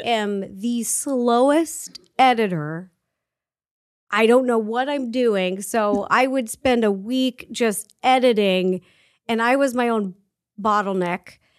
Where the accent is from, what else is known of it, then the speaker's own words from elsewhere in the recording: Seattle, Washington, United States; I grew up in Seattle